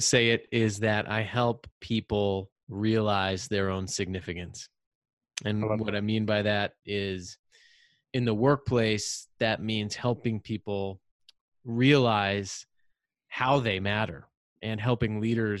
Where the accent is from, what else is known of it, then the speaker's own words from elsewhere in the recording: Rhode Island, United States; I'm from Rhode Island, and I'm the youngest of three brothers.